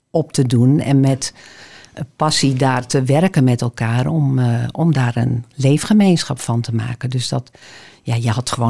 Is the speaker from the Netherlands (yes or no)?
yes; Appingedam, Groningen, Netherlands; now in Amsterdam, Netherlands; ik ben geboren in Groningen, dus in Appingedam. En eh, daar heb ik een tijdje gewoond en ik ben daarna naar Groningen gegaan. Heb daar geleefd. En eh, ben uiteindelijk in eh, Amsterdam terechtgekomen.